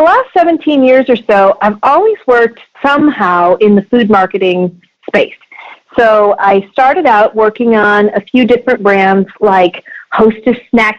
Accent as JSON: {"language": "English", "town": "Des Moines", "region": "Iowa", "country": "United States", "tie": "born or raised there", "also_born_or_lived": "Hastings, Nebraska / Kansas City", "said": "I originally hail from Hastings, Nebraska, which is a small town in the middle, pretty much south-central middle part of Nebraska. And in my formative years, I grew up really in Des Moines, Iowa."}